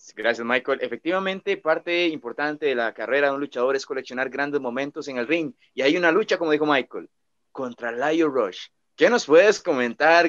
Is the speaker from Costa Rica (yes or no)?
yes; Costa Rica; yo pues sé que no soy puertorriqueño, soy de Costa Rica